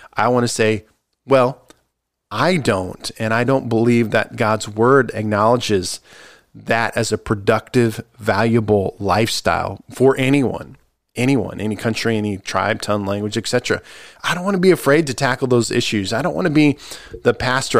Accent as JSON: {"language": "English", "country": "United States", "said": "I'm American"}